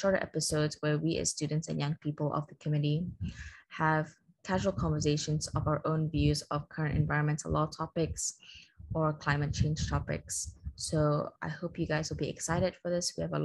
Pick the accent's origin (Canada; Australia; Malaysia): Malaysia; I'm from Malaysia